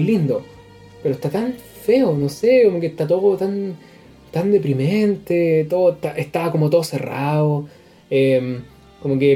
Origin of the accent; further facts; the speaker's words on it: San Antonio, Valparaíso, Chile; Yo soy de San Antonio